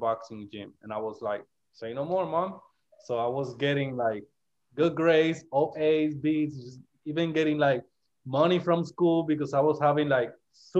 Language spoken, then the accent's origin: English; Puerto Rico; moved away as an adult; also born or lived in Memphis; I'm from Puerto Rico